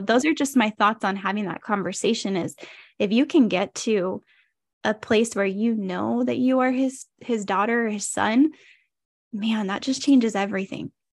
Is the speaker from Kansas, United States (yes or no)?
no; Modesto, California, United States; also born or lived in Idaho; So I am from Modesto, California. I'm a born and raised California girl